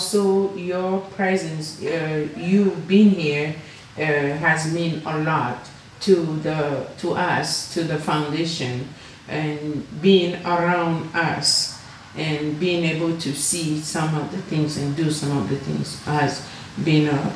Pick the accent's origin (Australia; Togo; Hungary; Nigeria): Togo; also born or lived in Benin; now in Las Vegas, United States; I was born in this country in a tiny little village, but I didn't know that I was gonna end up in Las Vegas, in America